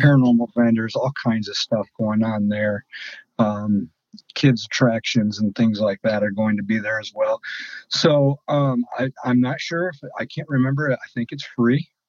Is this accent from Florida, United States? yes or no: no; Sandusky, Ohio, United States; moved away as an adult; now in Fort Wayne, United States; I'm from Sandusky, Ohio. I'm an Ohio boy too